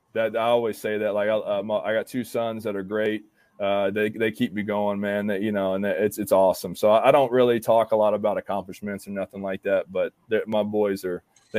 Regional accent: Gulf Coast, United States; now in Oklahoma, United States; I grew up on the Gulf Coast. I was always a Gator fan, and then when I moved out this way to Oklahoma

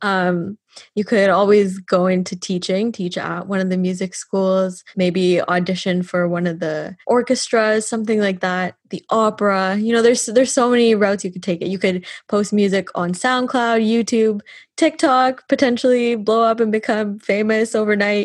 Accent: Canada; now in Dublin, Ireland

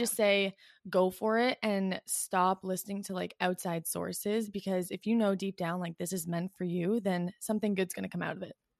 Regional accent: Canada; also born or lived in Ottawa; I'm from Canada, I live in Ottawa

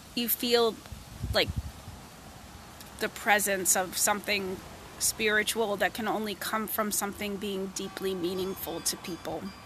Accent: Rockport, Massachusetts, United States; born or raised there; moved away; also born or lived in New Jersey

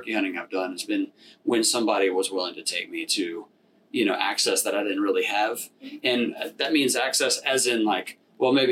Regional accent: Gulf Coast, United States; now in Richmond, United States; growing up on the Gulf Coast, so it was like a lot more about fishing

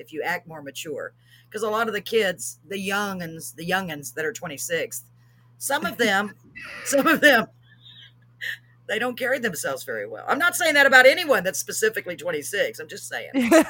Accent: Waco, Texas, United States; born there; I think I was born in Waco, Texas. I was born.

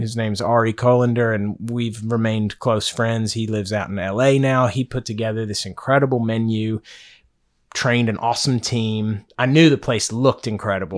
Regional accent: Henderson, Kentucky, United States; now in Charleston, United States; I'm from Henderson, Kentucky. So it's in the western part of Kentucky.

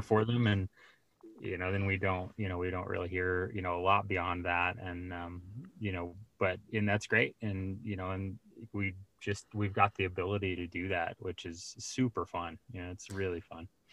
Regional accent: Colorado Springs, Colorado, United States; I grew up in Colorado

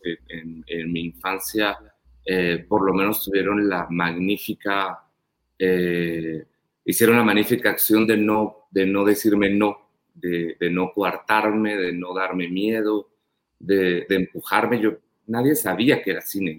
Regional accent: Panajachel, Sololá, Guatemala; yo crecí en Pana

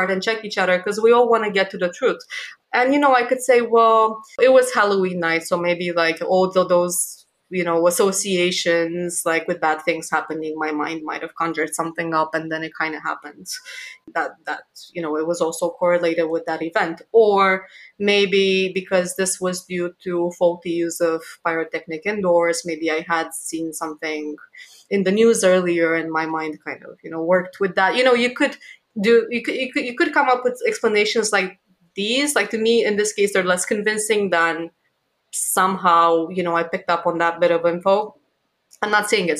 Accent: Romania; moved away; in my hometown, back in Romania

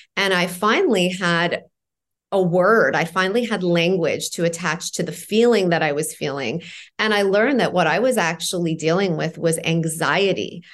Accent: Toronto, Ontario, Canada; also born or lived in Iran; I left Iran when I was four, grew up in Toronto

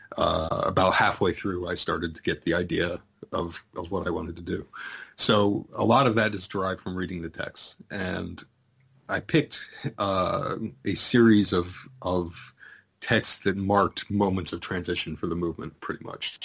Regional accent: United States; I'm an American

